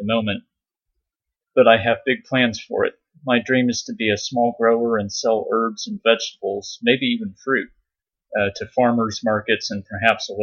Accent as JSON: {"language": "English", "town": "San Diego", "region": "California", "country": "United States", "tie": "born or raised there", "also_born_or_lived": "Virginia", "moved": "yes", "said": "I was born and raised in San Diego, California."}